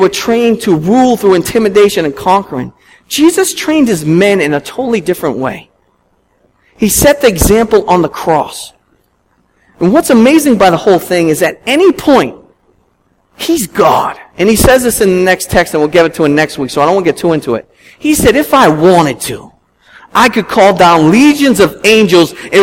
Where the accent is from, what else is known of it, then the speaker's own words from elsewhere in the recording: Boston, Massachusetts, United States; being a Bostonian all my life